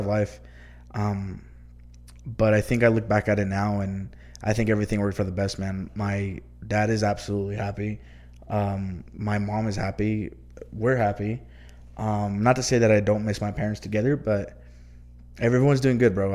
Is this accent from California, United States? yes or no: no; El Paso, Texas, United States; also born or lived in Deming, New Mexico; I was born and raised here in El Paso